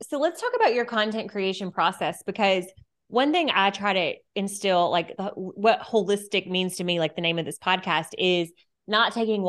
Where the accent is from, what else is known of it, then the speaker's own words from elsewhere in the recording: Alabama, United States; I'm from Alabama.